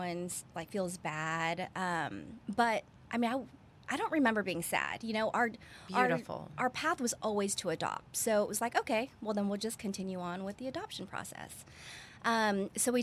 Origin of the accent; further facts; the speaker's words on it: California, United States; also born or lived in Guam; I was born in Guam. And then when I was 3 years old, we moved to California. And then my dad was stationed there. And I just grew up there